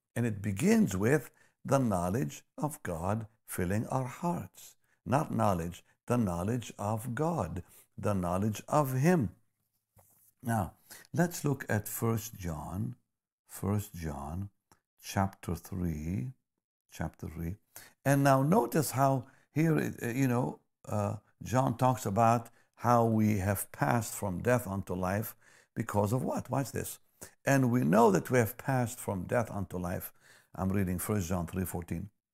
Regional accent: Israel; moved away; I grew up in Israel

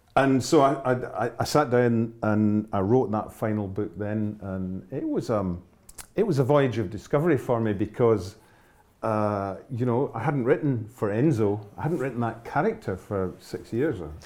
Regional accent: Glasgow, Scotland, United Kingdom; moved away as an adult; also born or lived in Hebrides; I was born and raised in Glasgow

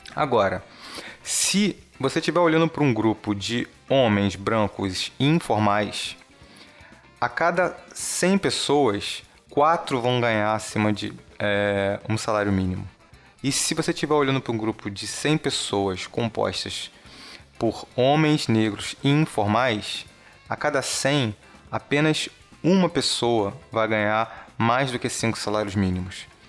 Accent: Brazil; você como brasileiro, assim como eu

